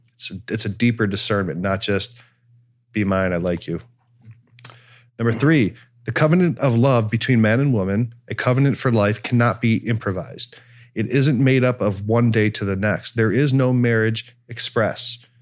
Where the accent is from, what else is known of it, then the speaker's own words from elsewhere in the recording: Cleveland, Ohio, United States; I'm from Cleveland